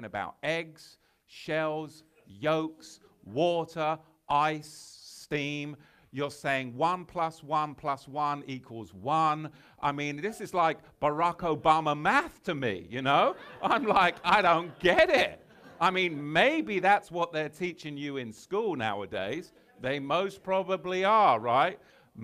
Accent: England, United Kingdom; I'm from England

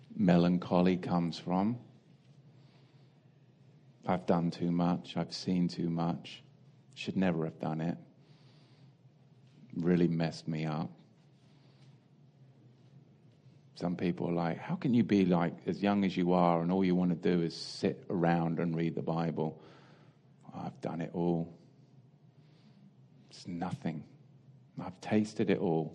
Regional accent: England, United Kingdom; growing up in England

